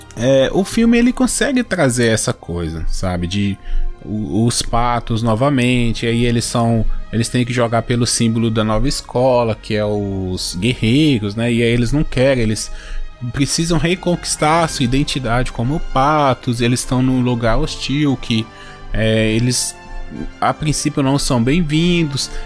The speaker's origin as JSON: {"language": "Portuguese", "country": "Brazil", "said": "eu que sou brasileiro"}